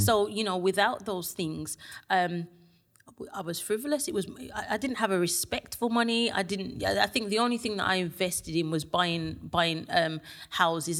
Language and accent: English; Birmingham, West Midlands, United Kingdom; from Birmingham